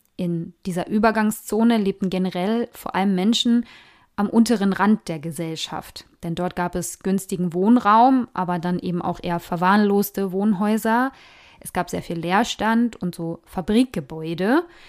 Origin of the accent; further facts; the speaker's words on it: Germany; bei uns in Deutschland